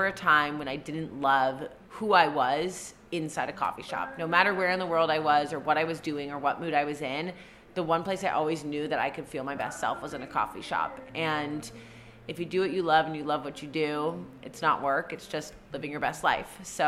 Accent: Seattle, Washington, United States; I grew up in Capitol Hill

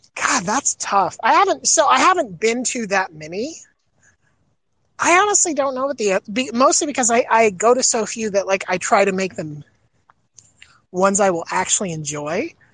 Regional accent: Florida, United States; growing up in Florida

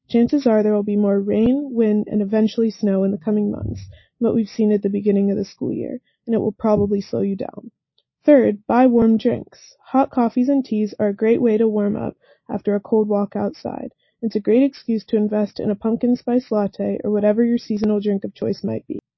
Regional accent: Atlanta, Georgia, United States; moved away as an adult; now in Evanston, United States; I'm from Atlanta, Georgia

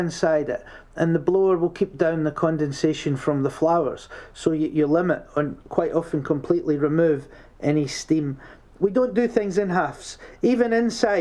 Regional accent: Scotland, United Kingdom; also born or lived in London; now in Midlands, United Kingdom; I'm from Scotland and I lived in London for 13 years

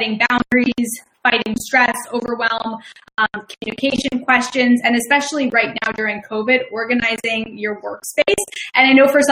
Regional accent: Chicago, Illinois, United States; accent: Midwestern; now in Philadelphia, United States; I'm originally from Chicago, so my Midwestern accent comes out when I get really excited

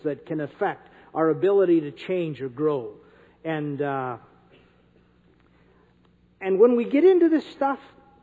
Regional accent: North Dakota, United States; I'm from North Dakota

